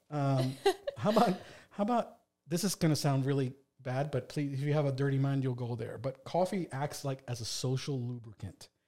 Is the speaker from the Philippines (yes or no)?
no; Puerto Rico; now in Delaware, United States; the stuff I grew up with in Puerto Rico